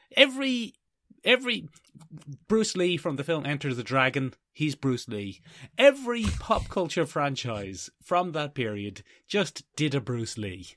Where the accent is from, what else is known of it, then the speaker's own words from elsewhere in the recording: Ireland; We are Irish.